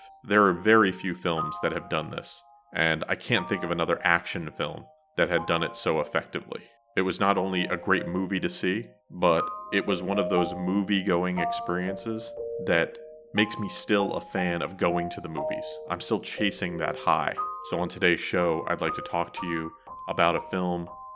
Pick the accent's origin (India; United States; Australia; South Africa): United States; New Jersey; I am from New Jersey